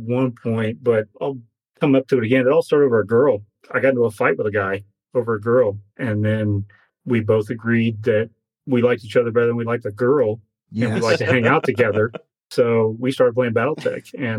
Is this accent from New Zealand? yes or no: no; Virginia, United States; moved away as an adult; now in Colorado, United States; my hometown where I was living at in Virginia didn't have a big scene.